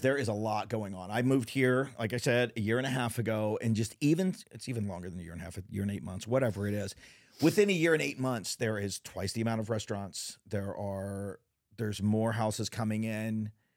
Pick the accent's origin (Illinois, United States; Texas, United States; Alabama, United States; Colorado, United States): Texas, United States; also born or lived in California; now in Northwest Arkansas, United States; I'm a Texan